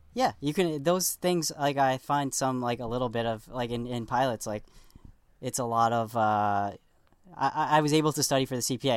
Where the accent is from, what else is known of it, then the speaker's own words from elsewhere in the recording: New York City, New York, United States; where I grew up on the South Shore of Staten Island, it's all Italian and Irish